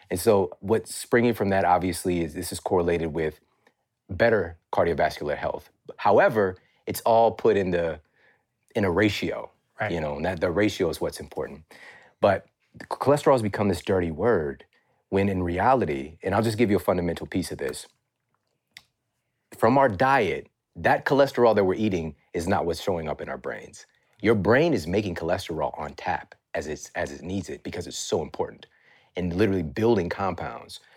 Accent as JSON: {"language": "English", "town": "Ferguson", "region": "Missouri", "country": "United States", "said": "I'm from Ferguson, Missouri. Like, it's crazy that I'm even in this position right, right now."}